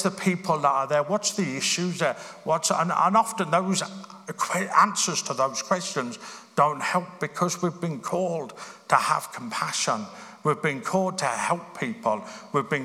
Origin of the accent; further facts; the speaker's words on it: Birmingham, West Midlands, United Kingdom; I grew up in Birmingham.